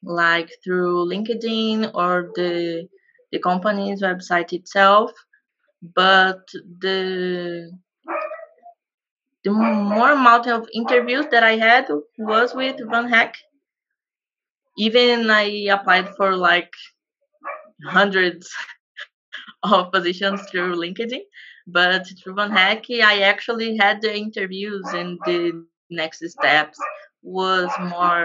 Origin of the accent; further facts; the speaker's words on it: Brazil; I am from Brazil